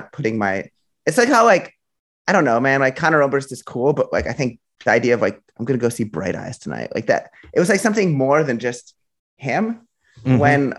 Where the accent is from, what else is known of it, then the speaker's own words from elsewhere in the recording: Philadelphia, Pennsylvania, United States; I grew up in Philadelphia